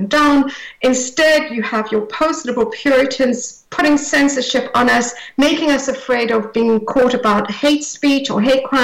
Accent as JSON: {"language": "English", "country": "South Africa", "tie": "born or raised there", "moved": "yes", "lives_now": "United Kingdom", "said": "I grew up in South Africa, under apartheid South Africa"}